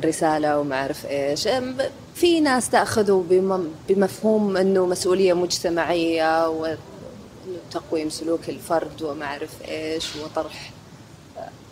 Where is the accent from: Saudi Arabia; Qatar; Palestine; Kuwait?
Saudi Arabia; عندنا في السعودية